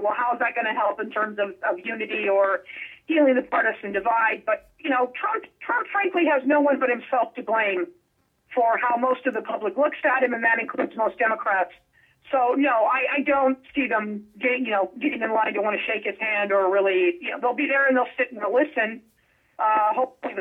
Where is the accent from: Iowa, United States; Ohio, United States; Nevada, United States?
Nevada, United States; Las Vegas; I'm from Vegas